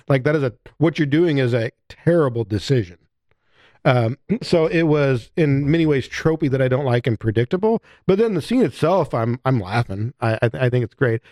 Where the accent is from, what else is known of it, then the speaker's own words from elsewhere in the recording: United States; as an American